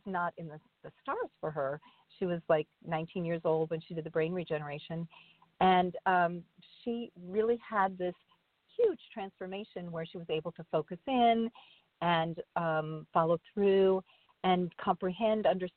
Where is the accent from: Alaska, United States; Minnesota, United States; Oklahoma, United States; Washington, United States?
Minnesota, United States; I was born in Minnesota